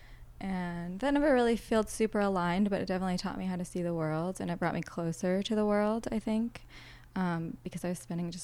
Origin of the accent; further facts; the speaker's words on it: Boston, Massachusetts, United States; moved away; I'm from Boston. That's like where my roots are.